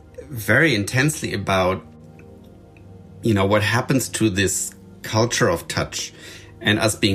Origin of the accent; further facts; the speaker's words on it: Germany; I grew up in Germany, but with the French relatives